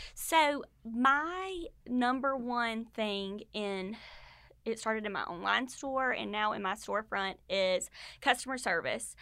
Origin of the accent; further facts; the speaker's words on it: Statesboro, Georgia, United States; I grew up in Statesboro. I went to high school and college here